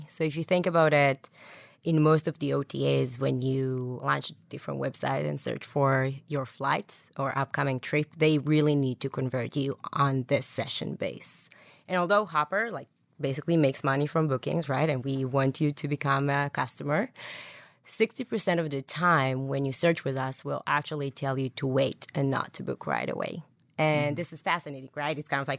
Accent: Boston, Massachusetts, United States

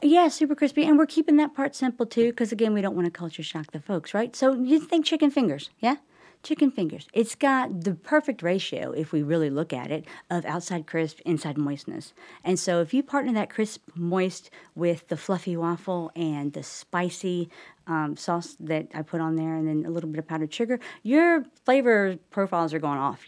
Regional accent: Charlotte, North Carolina, United States; now in Huntersville, United States; I grew up in Charlotte, so I've been in the area most of my life

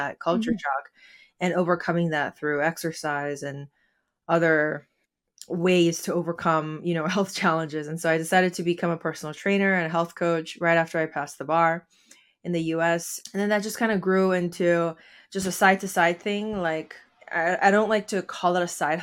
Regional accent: Seoul, South Korea; now in Baltimore area, United States; I am an immigrant from Seoul, South Korea.

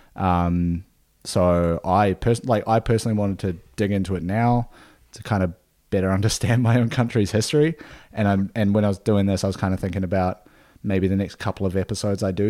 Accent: New Zealand; moved away; a beer from my hometown, from my home country

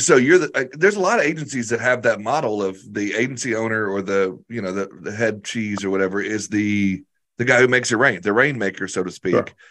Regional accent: Arkansas, United States; I'm this dude from Arkansas that was working out of my basement

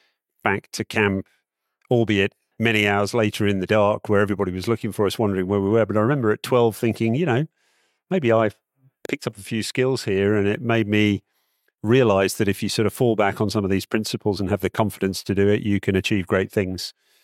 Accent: Malaysia; I grew up in Malaysia as a small kid. I'm in my 50s now.

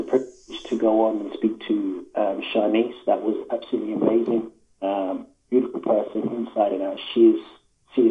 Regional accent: London, United Kingdom; I'm from London

